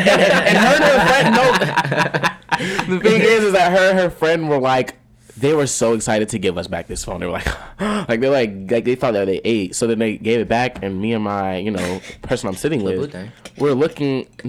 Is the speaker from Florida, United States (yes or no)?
yes; Fort Lauderdale, Florida, United States; now in Atlanta, United States; I am 18 years old.